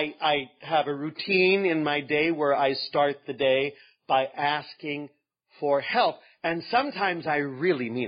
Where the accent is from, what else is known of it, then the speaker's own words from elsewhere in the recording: Northern California, United States; I'm from Northern California